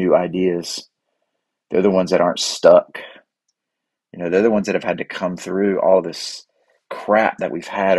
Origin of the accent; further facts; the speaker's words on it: United States; I grew up in Cleveland County, down here in the Bible Belt